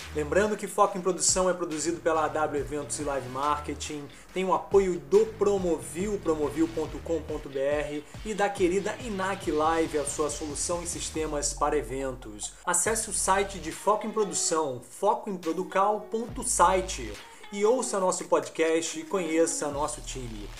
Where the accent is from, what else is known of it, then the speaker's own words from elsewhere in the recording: Rio de Janeiro, Brazil; also born or lived in São Paulo; eu sou carioca, mas ganho dinheiro em São Paulo